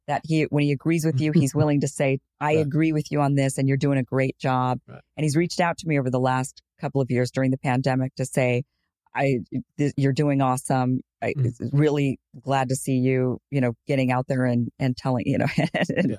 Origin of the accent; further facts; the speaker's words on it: Boise, Idaho, United States; I'm from Boise, Idaho, grew up, and it's pretty predominantly white